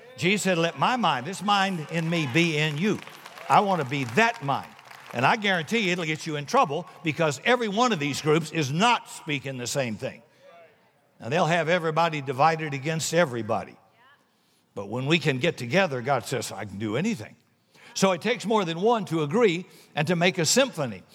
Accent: South Carolina, United States; I'm from South Carolina

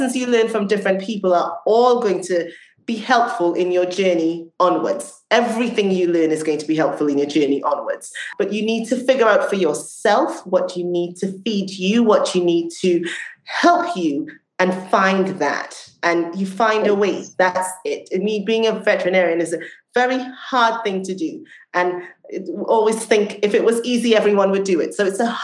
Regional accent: Trinidad & Tobago; moved away; I grew up in Trinidad in the Caribbean.

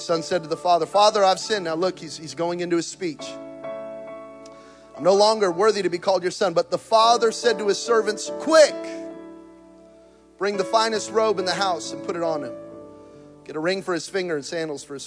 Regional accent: New Mexico, United States; I'm from New Mexico. We're hunters and gatherers.

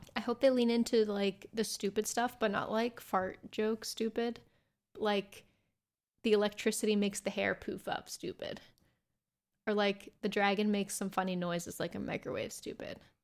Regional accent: United States; I'm American

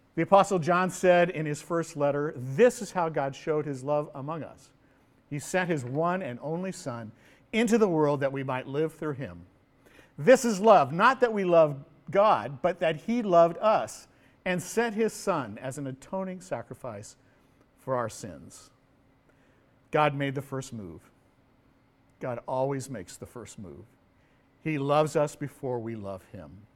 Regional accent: Pasadena, California, United States; moved away as an adult; now in Honolulu, United States; I was born and raised in California

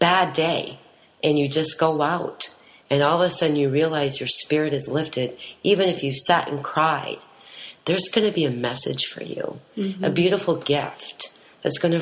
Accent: Green Bay, Wisconsin, United States; now in Western North Carolina, United States; where I grew up around the Green Bay area, but my tribe is 45 minutes northwest of Green Bay

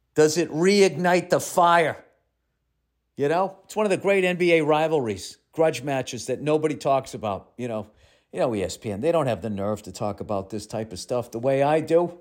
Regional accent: Massachusetts, United States; I'm from Massachusetts

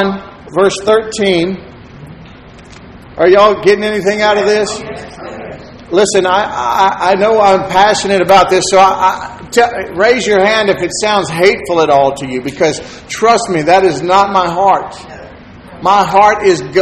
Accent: Texas City, Texas, United States; I grew up in Texas City.

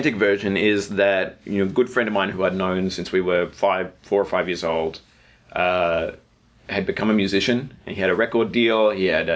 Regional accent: Melbourne, Victoria, Australia; moved away as an adult; now in United States; I'm from Melbourne

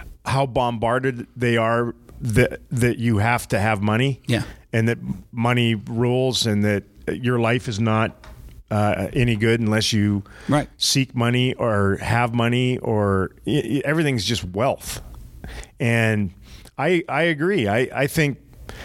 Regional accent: Prince George, British Columbia, Canada; growing up in Prince George

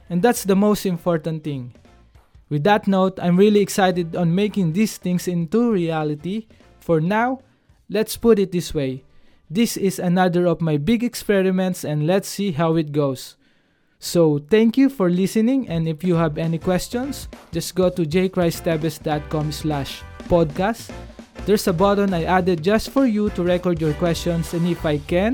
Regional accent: Philippines; as a Filipino creative professionals

